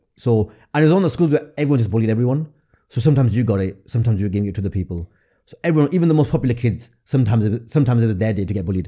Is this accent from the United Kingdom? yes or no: yes; Blackburn, North West England, United Kingdom; accent: northern; growing up in Blackburn